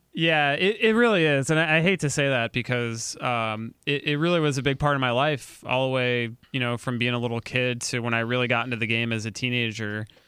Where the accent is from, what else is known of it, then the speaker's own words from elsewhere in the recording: St. Louis, Missouri, United States; my hometown, Saint Louis